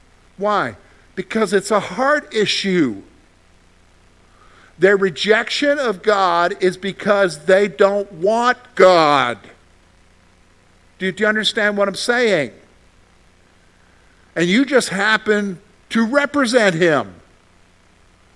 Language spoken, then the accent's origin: English; South Carolina, United States; moved away; I'm from South Carolina